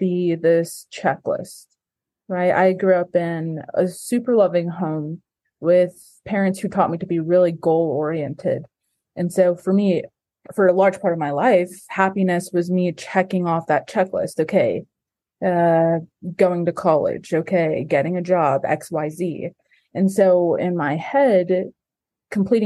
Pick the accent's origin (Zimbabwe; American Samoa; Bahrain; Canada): American Samoa; now in Provo, United States; I am from American Samoa, but I currently live in Provo, Utah.